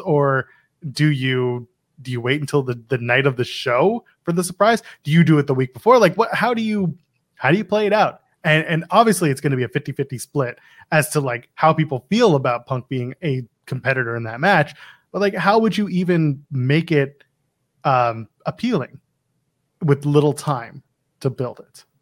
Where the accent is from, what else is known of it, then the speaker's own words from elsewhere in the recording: Canada; I'm Canadian. I'm Canadian.